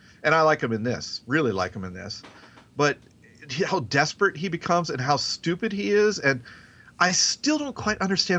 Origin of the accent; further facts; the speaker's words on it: the South, United States; accent: Southern; And to me, my southern accent is fairly mild compared to, like Kim, my wife's, or even some of you guys.